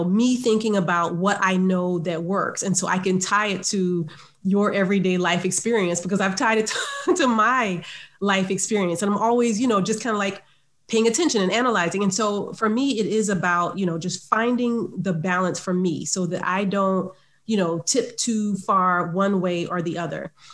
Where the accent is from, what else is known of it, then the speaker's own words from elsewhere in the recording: Savannah, Georgia, United States; I grew up in Savannah, Georgia